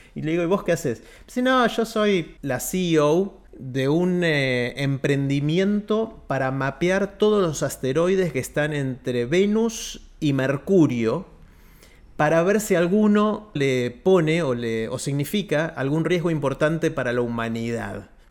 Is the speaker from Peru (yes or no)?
no; Argentina; also born or lived in United States; argentino, pero ciudadano del mundo